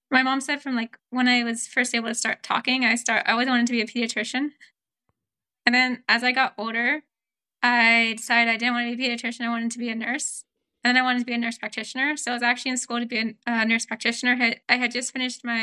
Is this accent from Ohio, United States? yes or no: no; Florida, United States; compared to where I grew up in Florida, where you couldn't even go out to the front yard without having to have a parent there because it was not safe.